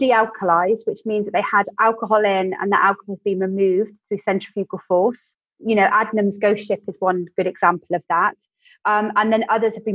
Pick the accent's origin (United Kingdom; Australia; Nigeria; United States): United Kingdom; West Country, South West England; I'm from the West Country